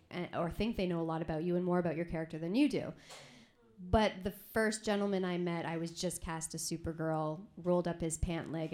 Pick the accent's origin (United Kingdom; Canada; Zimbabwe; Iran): Canada; I'm Canadian.